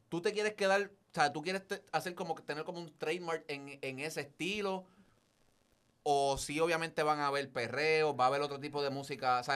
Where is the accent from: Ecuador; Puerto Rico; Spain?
Puerto Rico; Carolina; de, bendito sea Dios, de Carolina.